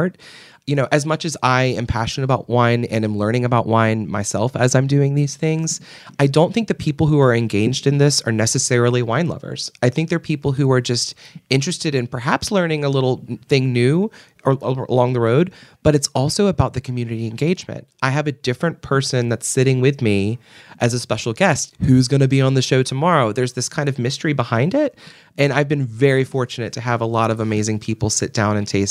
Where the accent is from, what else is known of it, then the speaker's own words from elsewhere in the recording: Portsmouth, Virginia, United States; moved away as an adult; also born or lived in Williamsburg, Virginia; now in Richmond, United States; I grew up in Hampton Roads area